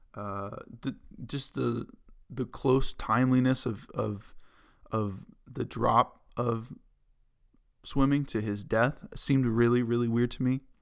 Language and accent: English; Lexington, Massachusetts, United States; moved away; in my hometown of Lexington, Massachusetts